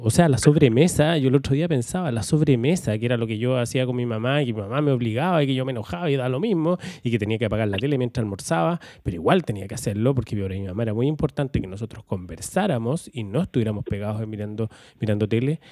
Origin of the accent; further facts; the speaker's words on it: Valdivia, Los Ríos, Chile; moved away as an adult; also born or lived in Santiago; yo soy de Valdivia, me fui hace veintitantos años a vivir a Santiago, ya estoy de vuelta en Valdivia